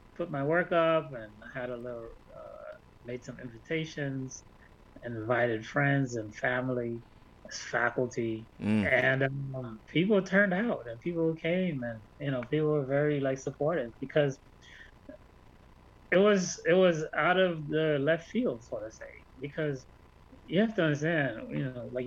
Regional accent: Haiti; moved away; also born or lived in Brooklyn, New York; I'm a student here. I'm from Haiti. I'm an artist

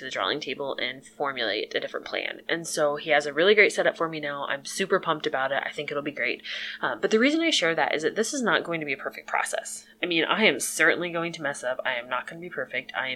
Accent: Illinois, United States; moved away as an adult; now in Jamestown, United States; I'm originally from Illinois, but moved here with my husband

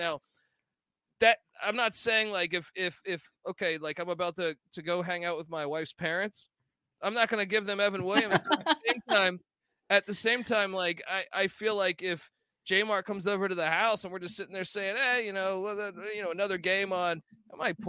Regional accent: Ireland; but I'm an Irish guy, so I pretty much drink everything.

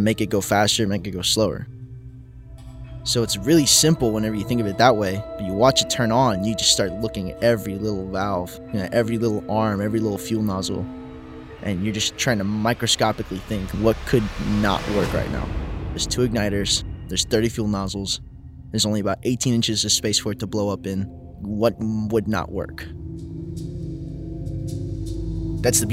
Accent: New Orleans, Louisiana, United States; I'm from New Orleans

